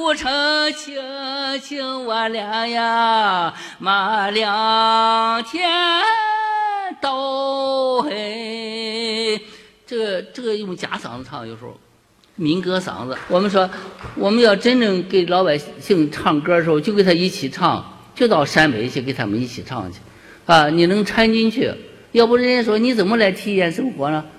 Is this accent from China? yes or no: yes; China; 我就感到我是中国人，我是中华民族培养的